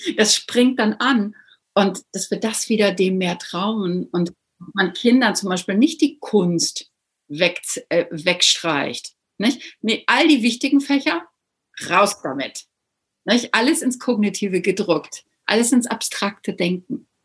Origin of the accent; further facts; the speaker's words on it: Northern Germany, Germany; moved away; ich bin ja auch hier als Norddeutsche